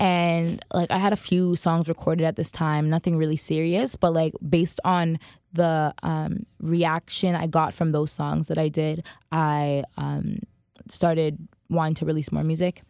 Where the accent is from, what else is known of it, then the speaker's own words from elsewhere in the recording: Toronto, Ontario, Canada; also born or lived in Pickering, Ontario / Scarborough; I grew up at Domino's in Eglinton